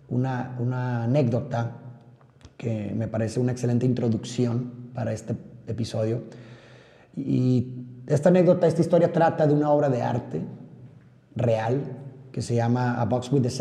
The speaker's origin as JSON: {"language": "Spanish", "town": "Monterrey", "region": "Nuevo León", "country": "Mexico", "said": "como muchos de ustedes sabrán, soy de Monterrey, Nuevo León, México. Un saludo a todos los regios que nos escuchan en este momento."}